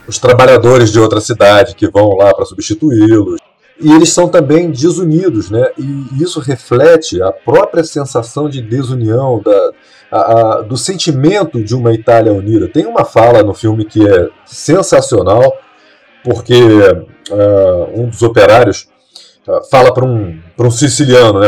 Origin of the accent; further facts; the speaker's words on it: Brazil; nós que somos brasileiros